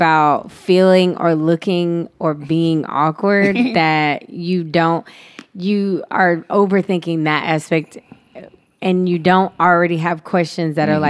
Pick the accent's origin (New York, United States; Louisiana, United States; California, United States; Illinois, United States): California, United States; San Diego; also born or lived in Alaska, United States; Okay. I'm from San Diego by way of Alaska.